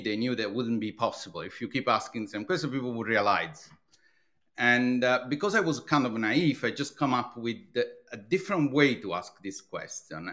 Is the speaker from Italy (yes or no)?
yes; Italy; English is a second language; moved away as an adult; now in London, United Kingdom; you will immediately detect, uh, uh, from my accent. I'm from Italy